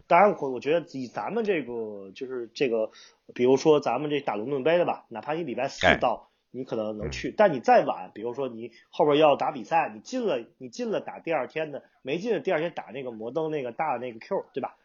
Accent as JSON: {"language": "Chinese", "region": "Tianjin", "country": "China", "said": "天津我们，作为本地人来讲"}